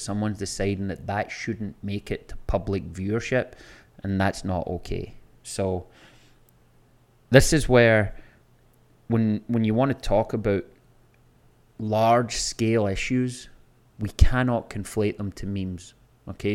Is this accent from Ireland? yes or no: no; Scotland, United Kingdom; moved away as an adult; now in Florida, United States; I can go to my hometown, I can go to the same bars and restaurants that I was going to twenty years ago when I lived there